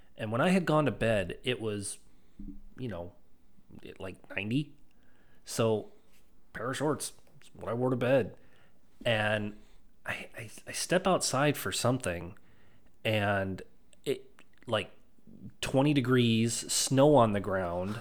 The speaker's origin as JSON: {"language": "English", "town": "Stoughton", "region": "Wisconsin", "country": "United States", "tie": "born or raised there", "said": "I grew up in Stoughton"}